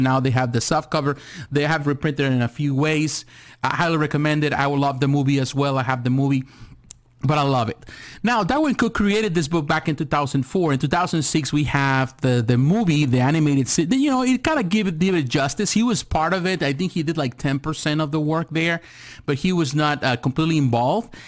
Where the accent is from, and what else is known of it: United States